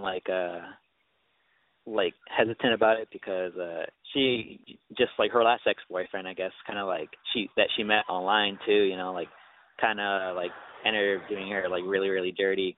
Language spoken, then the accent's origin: English; California, United States; I'm from California